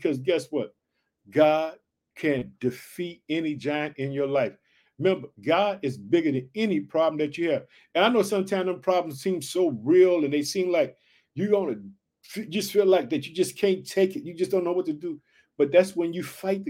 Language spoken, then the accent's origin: English; Illinois, United States; also born or lived in Chicago; the state of Illinois, which is my home state. I live in the city of Chicago